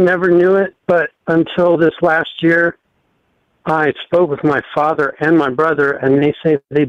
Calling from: Ohio, United States; from Ohio.

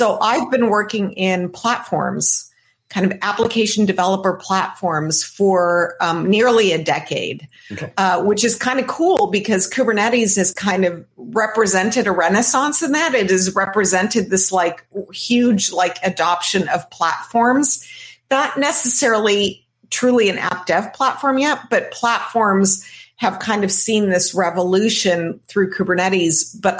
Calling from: Santa Barbara, California, United States; I'm joining you today from Santa Barbara, California.

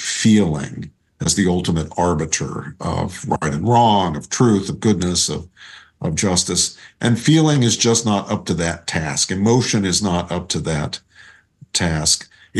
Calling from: Princeton, New Jersey, United States; I'm zooming in from my home in Princeton, New Jersey.

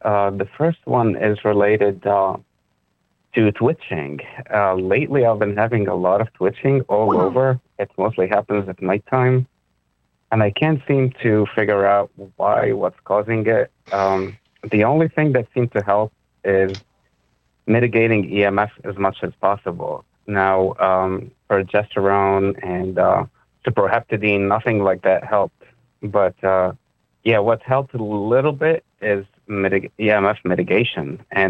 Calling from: Philadelphia, Pennsylvania, United States; I'm calling from Philadelphia.

